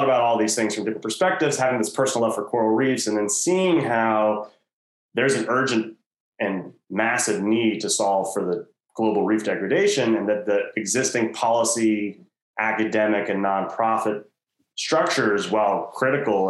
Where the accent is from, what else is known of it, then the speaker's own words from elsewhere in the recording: Washington, District of Columbia, United States; I'm originally from Washington, D.C.